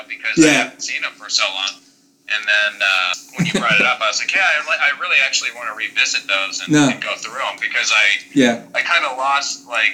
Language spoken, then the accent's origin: English; Cuyahoga Falls, Ohio, United States; I'm from like Cuyahoga Falls, Ohio